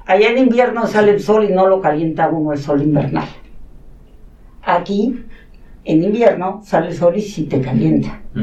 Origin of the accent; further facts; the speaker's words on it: Mexico City, Mexico; first language Catalan; Spanish is a second language; also born or lived in Stanford, California, United States / Barcelona, Spain / Sant Cugat del Vallès, Spain; yo nací aquí en México, de hecho en el Hospital Español